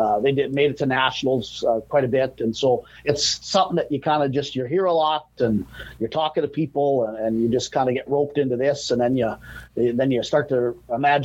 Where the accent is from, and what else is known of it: Biggar, Saskatchewan, Canada; born or raised there; moved away as an adult; also born or lived in Minot, North Dakota; now in Grand Forks, United States